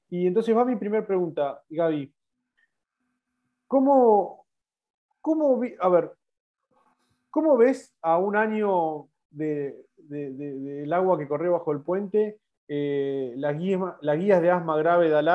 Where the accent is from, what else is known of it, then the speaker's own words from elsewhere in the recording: Argentina; eh, soy neumólogo de Argentina